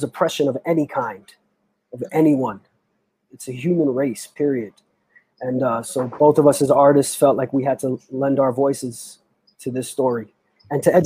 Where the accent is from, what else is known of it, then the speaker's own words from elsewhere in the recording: New York City, New York, United States; I am born and raised in New York City